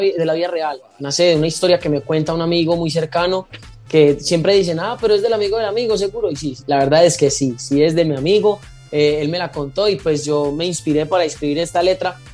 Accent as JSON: {"language": "Spanish", "area": "Paisa", "region": "Antioquia", "country": "Colombia", "moved": "yes", "lives_now": "Palmira, Colombia", "said": "yo estoy radicado en Palmira Valle y yo soy paisa"}